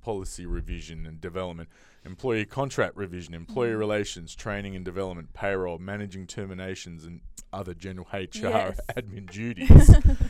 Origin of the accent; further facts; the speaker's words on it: Australia; someone like myself who's been born and raised in Australia